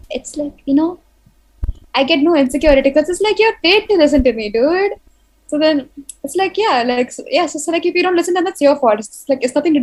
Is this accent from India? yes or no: yes; India; I'm an Indian.